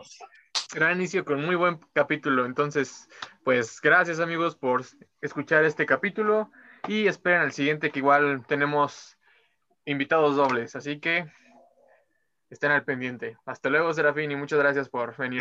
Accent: Mexico City, Mexico; Yo igual soy de Iztapalapa

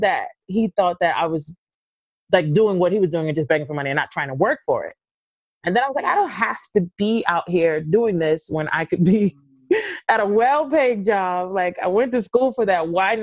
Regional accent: New York City, New York, United States; I'm from Brooklyn originally.

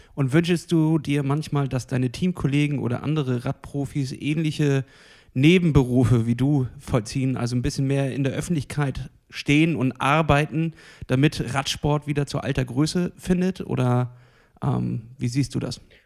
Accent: Germany; bei uns in Deutschland

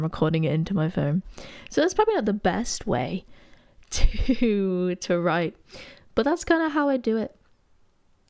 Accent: Derby, East Midlands, United Kingdom; moved away as an adult; now in Nottingham, United Kingdom; I'm originally from Derby, but I moved to Notts for uni

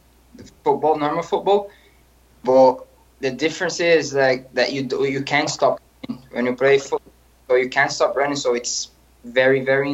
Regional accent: near Sao Paulo, São Paulo, Brazil; moved away; Yeah, so I was born in Sao Paulo. I grew up in a small city, like 1 hour away from it.

